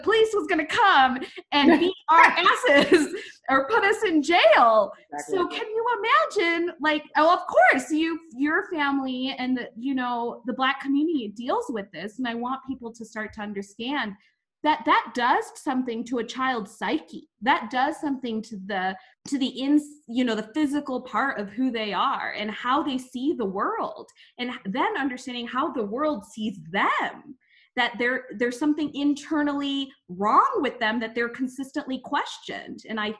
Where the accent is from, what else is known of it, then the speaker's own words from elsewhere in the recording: India; I'm Indian. We don't get stereotypes like that.